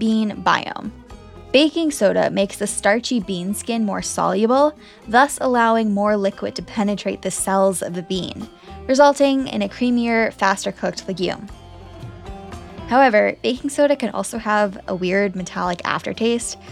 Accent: United States; I am American.

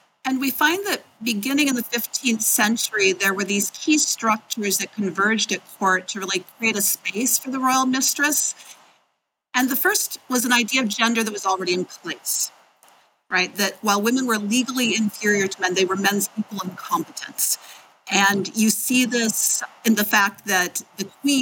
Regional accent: Midwest, United States; now in Maryland, United States; I'm originally from the Midwest

